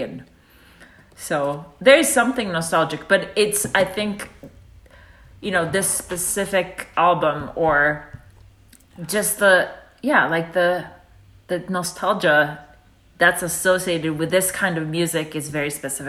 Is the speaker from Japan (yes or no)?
yes; Japan; now in United States; So, you know, growing up in Japan, Christmas is there, but not in the same kind of way.